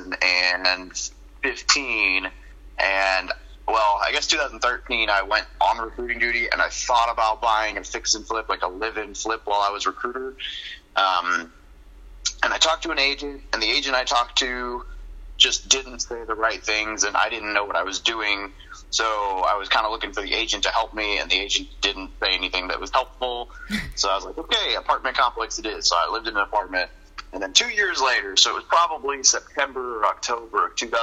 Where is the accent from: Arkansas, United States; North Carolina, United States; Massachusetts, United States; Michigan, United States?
Arkansas, United States; moved away as an adult; also born or lived in Northern California / Missouri / Japan / San Diego; now in Hawaii, United States; So I was born in Northern California, lived there for the first few years of my life, moved to Arkansas, and I grew up there